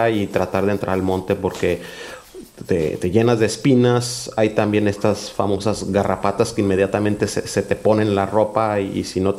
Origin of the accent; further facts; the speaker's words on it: northern Mexico, Mexico; Empecé yendo a, Oaxaca, pero pues yo soy norteño y, también me, sentía un tanto obligado a investigar